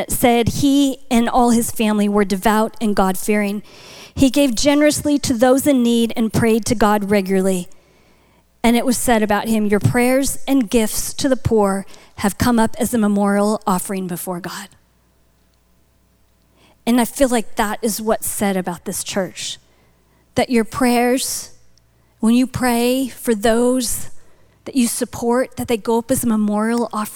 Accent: North Dakota, United States; moved away; I'm from Buffalo territory. So I grew up in North Dakota.

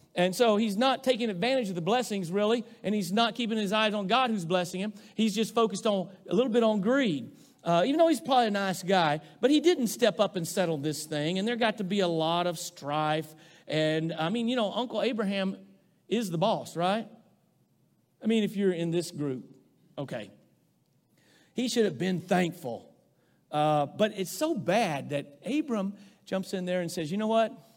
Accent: Rosebud, United States; moved away; growing up in Rosebud

